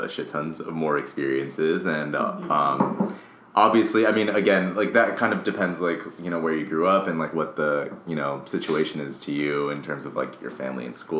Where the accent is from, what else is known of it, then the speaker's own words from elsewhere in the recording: Las Vegas, Nevada, United States; I'm from Las Vegas